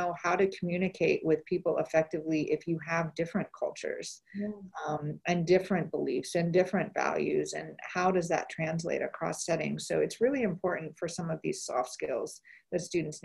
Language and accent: English; Iowa, United States; moved away; I grew up in Iowa, and Iowa is not known for being very diverse